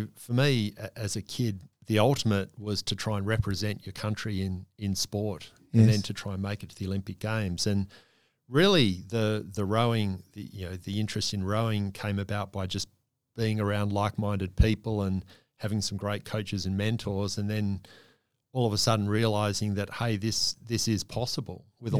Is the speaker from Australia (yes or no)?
yes; Australia; And all of a sudden, as an Australian athlete, certainly a rower, there was every likelihood that you could aspire to win a medal.